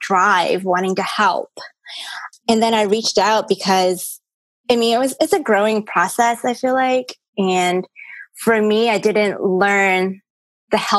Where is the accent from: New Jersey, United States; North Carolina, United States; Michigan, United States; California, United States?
North Carolina, United States; born or raised there; English is a second language; also born or lived in Hong Kong / New York City